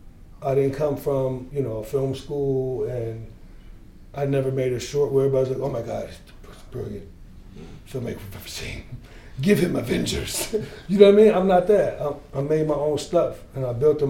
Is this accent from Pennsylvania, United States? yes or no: no; Gary, Indiana, United States; I came from Gary. I lived in housing projects